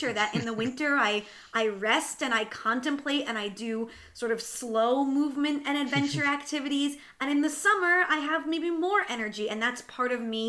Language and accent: English; New Jersey, United States; growing up in New Jersey, I found that we just tried to treat the winter as if it was any other season